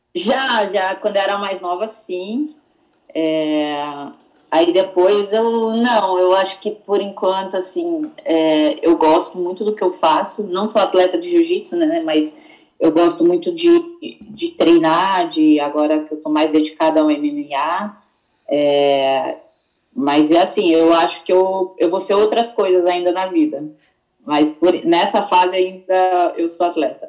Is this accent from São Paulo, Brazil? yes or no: yes; Itu, São Paulo, Brazil; also born or lived in Singapore; eu sou do interior, né, de Itu mesmo